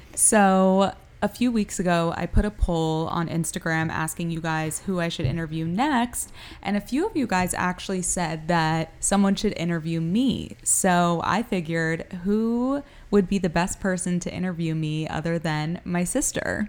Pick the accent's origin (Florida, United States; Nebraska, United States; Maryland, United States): Florida, United States; Miami; moved away as an adult; also born or lived in New York; I was born in Miami, Florida